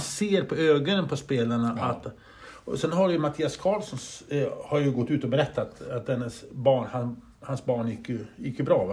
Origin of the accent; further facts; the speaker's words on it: Grycksbo, Dalarna County, Sweden; Vi är uppväxta i Grycksbo du och jag